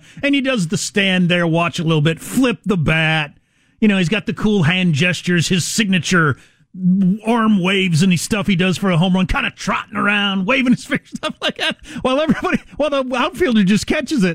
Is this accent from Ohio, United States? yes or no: no; South Dakota, United States; I'm from South Dakota